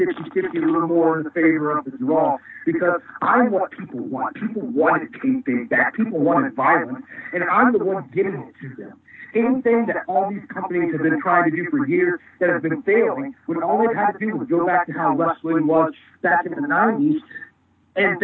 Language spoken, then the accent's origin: English; Ohio, United States; also born or lived in Florida; we're from Ohio. We're the Ohio people